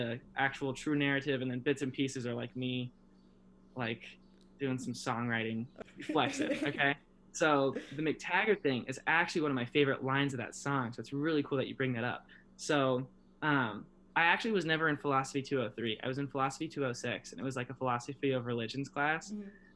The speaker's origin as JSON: {"language": "English", "town": "Omaha", "region": "Nebraska", "country": "United States", "tie": "born or raised there", "also_born_or_lived": "Lincoln, Nebraska", "said": "growing up in Omaha, it was kind of like, well, which parking lot are we going to tonight, fellas?"}